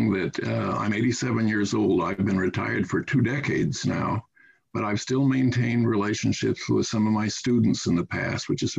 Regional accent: Los Angeles, California, United States; I was born and raised in Hollywood.

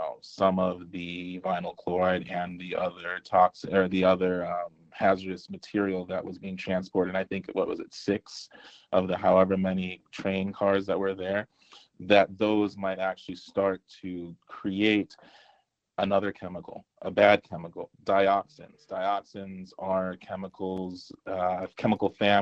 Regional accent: Nigeria; You outed me as a Nigerian

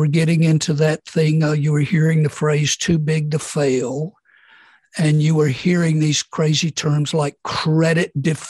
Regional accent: Mississippi, United States; born or raised there

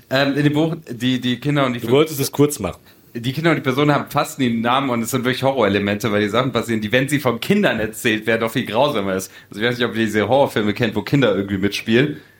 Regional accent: Tuzla, Federation of Bosnia and Herzegovina, Bosnia & Herzegovina; Also streng genommen komme ich aus Tusla, aber okay, okay.

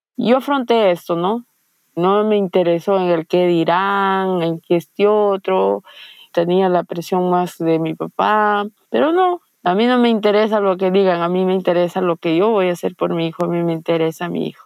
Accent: Hualgayoc, Cajamarca, Peru; mi pueblo, mi pueblo es chico, Hualgayoc, nos conocemos

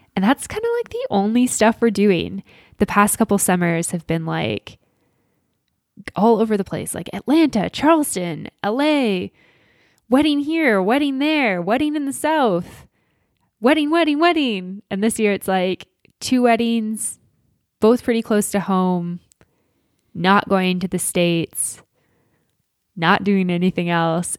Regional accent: Alberta, Canada; I grew up in Alberta

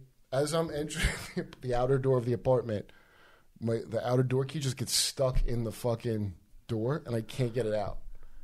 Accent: Euclid, Ohio, United States; also born or lived in New Jersey / North Carolina; No, I'm from Euclid, Ohio, which is by Cleveland.

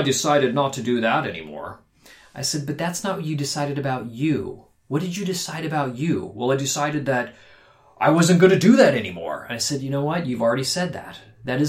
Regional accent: Phoenix, Arizona, United States; We grew up in Phoenix, Arizona

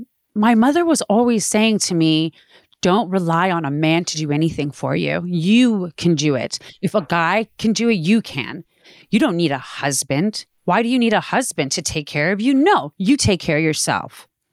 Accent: Playa del Rey, California, United States; also born or lived in Palos Verdes; I grew up in Playa del Rey and Palos Verdes. I lived in Playa del Rey for a few years, and then my parents moved to Palos Verdes, and they still have a house out there.

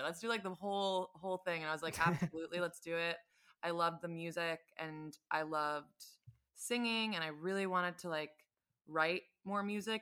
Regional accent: Scarsdale, New York, United States; also born or lived in Los Angeles; now in Brooklyn, United States; I'm from Westchester. I'm from Scarsdale

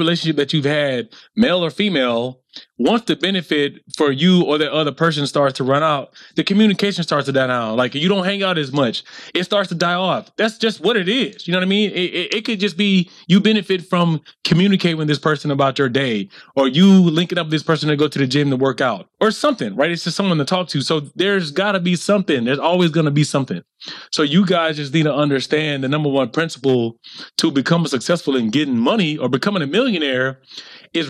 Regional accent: the South, United States; me growing up in the South

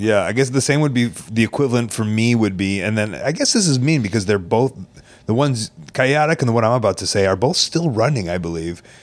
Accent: Chicago, Illinois, United States; in Chicago growing up

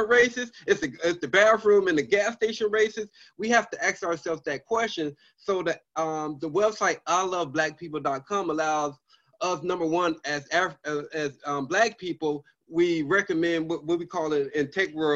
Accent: Chicago, Illinois, United States; also born or lived in Washington, D.C.; I'm from Chicago, born and raised

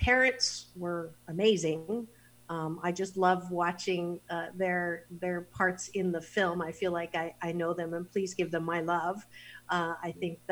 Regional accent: Kitchener, Ontario, Canada; now in Los Angeles, United States; I was born in Kitchener-Waterloo, Ontario

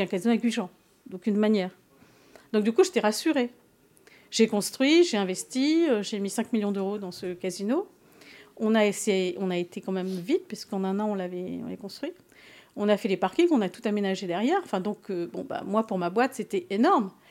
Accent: Paris, Île-de-France, France; also born or lived in Gujan-Mestras; je suis parisienne

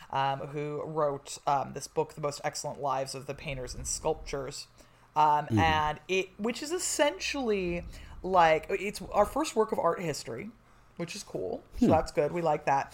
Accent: Czechia; as a Czech

